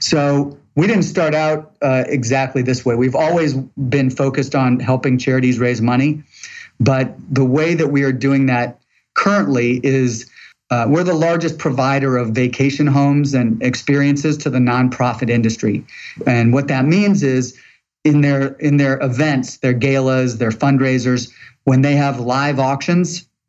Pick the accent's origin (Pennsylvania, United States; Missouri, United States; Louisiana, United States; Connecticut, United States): Missouri, United States; St. Louis; now in Atlanta, United States; St. Louis, Missouri.